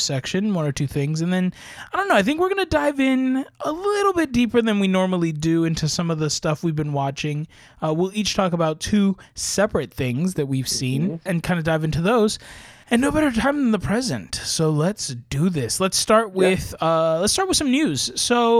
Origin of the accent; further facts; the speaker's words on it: Puerto Rico; moved away; also born or lived in California; Not being from California, but I'm from Puerto Rico. I am from an actual rainforest, tropical jungle of an island